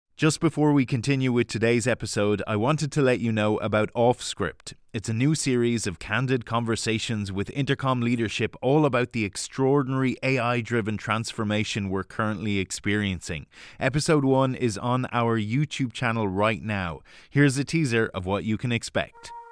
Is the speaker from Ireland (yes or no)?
yes; Ireland; as an Irishman